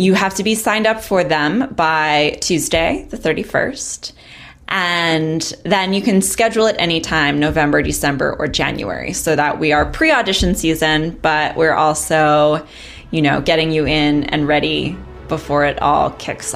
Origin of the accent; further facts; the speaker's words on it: Long Island, New York, United States; I'm from Long Island